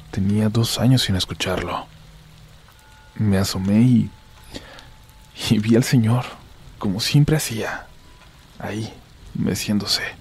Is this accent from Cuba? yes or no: no; Ciudad Juárez, Chihuahua, Mexico; Yo nací en Chihuahua, capital, pero cuando tenía 11 años mi mamá y yo dejamos a mi papá y sus malos tratos.